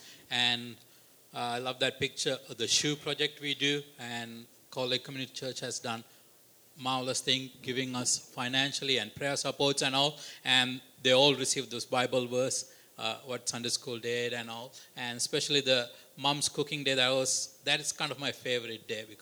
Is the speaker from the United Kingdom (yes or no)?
no; Sri Lanka; also born or lived in Canada; as a Sri Lankan, as a Canadian.